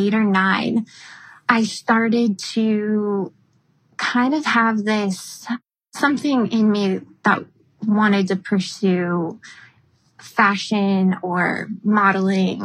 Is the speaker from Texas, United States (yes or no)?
no; Frankfort, Illinois, United States; also born or lived in Greece / Paris; now in Manhattan Beach, United States; I grew up in Frankfort, Illinois, which is about 45 minutes south of Chicago.